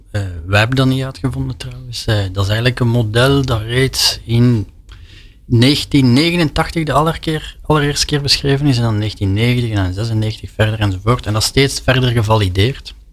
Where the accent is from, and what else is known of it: Belgium